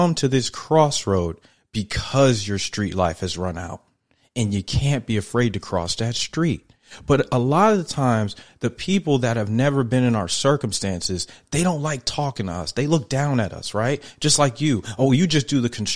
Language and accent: English; New York, United States; I'm a New Yorker